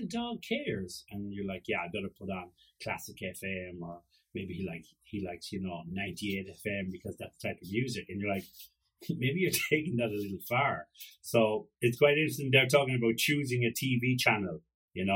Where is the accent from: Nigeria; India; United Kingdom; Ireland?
Ireland; I'm Irish